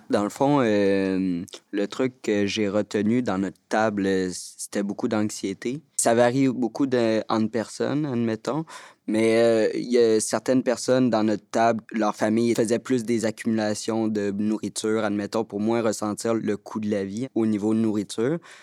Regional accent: Montreal, Quebec, Canada; Je viens de Montréal

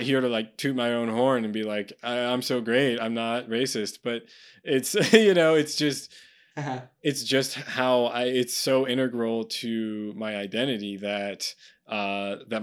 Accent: United States; as an American

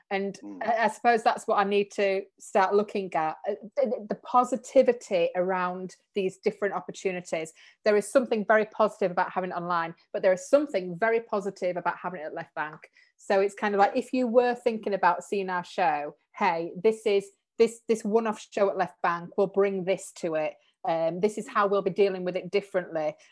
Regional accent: Leeds, Yorkshire, United Kingdom; but it's like, hey, we're, we're from Leeds and you're from Manchester.

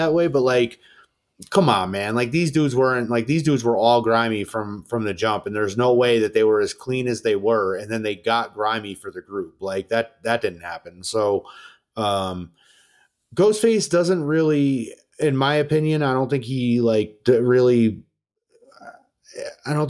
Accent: New York, United States; I'm from New York. Like, I hashtag I'm from New York.

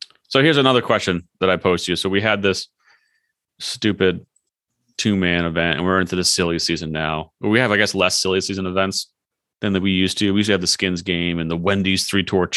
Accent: United States; as American sports fans

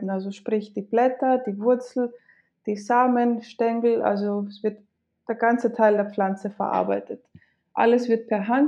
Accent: Greece; first language Greek; Äh, ich bin in Griechenland tatsächlich aufgewachsen und geboren. Ähm, und also mein Griechisch und mein Deutsch sind meine

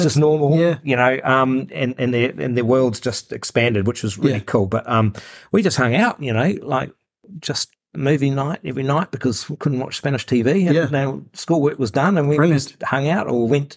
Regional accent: New Zealand; we're from New Zealand.

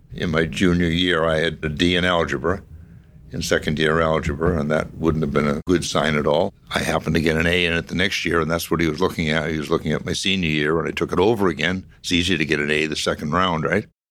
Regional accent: Medford, Massachusetts, United States; also born or lived in Somerville; I grew up, however, all of my life I can remember in Medford and had an uneventful childhood

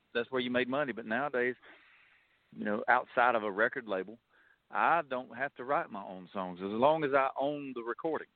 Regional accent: Lyons, Georgia, United States; I was born and raised in South Georgia, a little town called Lyons, Georgia

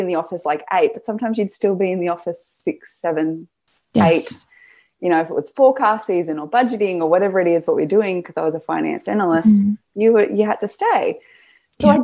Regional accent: Gippsland, Victoria, Australia; I'm from Gippsland

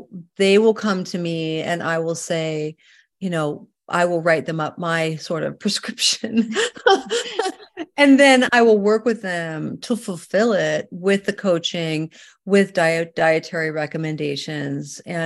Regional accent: Vancouver, British Columbia, Canada; moved away as an adult; now in California, United States; I'm from Canada originally, and you know, I was born and raised up in Vancouver, British Columbia

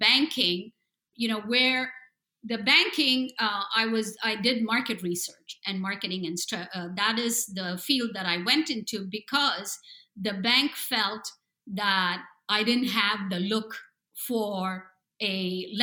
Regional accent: India; moved away as an adult; also born or lived in New Jersey, United States; now in San Diego, United States; I was raised in India and I came here and I went through an MBA program

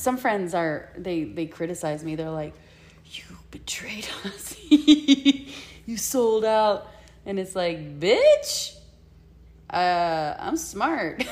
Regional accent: Puerto Rico; moved away; I'm from La Isla del Encanto, where you're trained to survive

